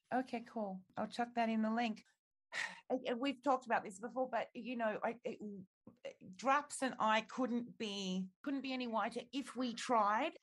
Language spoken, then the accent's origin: English; Australia